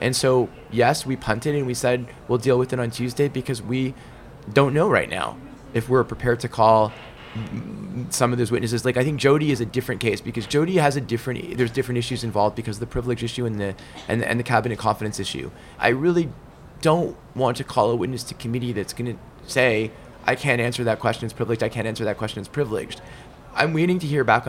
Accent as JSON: {"language": "English", "country": "Canada", "said": "as a Canadian and a Liberal"}